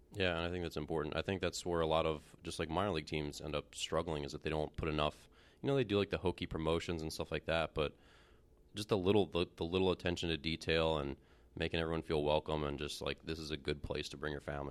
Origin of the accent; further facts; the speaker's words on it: Baltimore, Maryland, United States; I grew up a Braves fan, but I'm from Baltimore